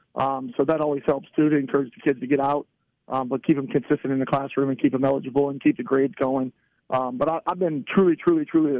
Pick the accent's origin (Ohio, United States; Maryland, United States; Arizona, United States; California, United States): Ohio, United States; Barberton; as a kid growing up in Barberton.